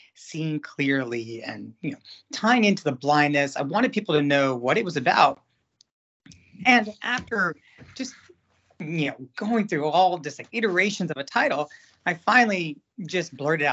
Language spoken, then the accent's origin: English; Cary, North Carolina, United States; moved away as an adult; also born or lived in Bangalore, India / New York City / Africa / Washington, D.C.; I started off in a town, a suburb of Raleigh, North Carolina, called Cary, North Carolina, where I'm born and raised